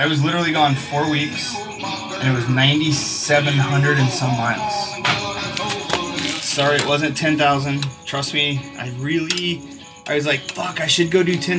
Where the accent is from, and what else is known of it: Indiana, United States; born or raised there; moved away